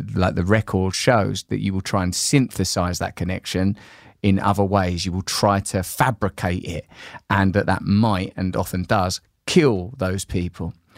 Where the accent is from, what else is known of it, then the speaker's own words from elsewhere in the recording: Grays, East of England, United Kingdom; When I was a little boy growing up in Grays in Essex with just my mum